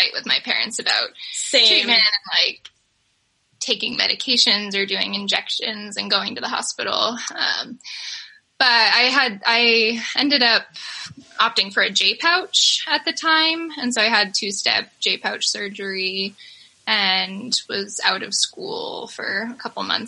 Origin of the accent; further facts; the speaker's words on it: New Hampshire, United States; I'm from New Hampshire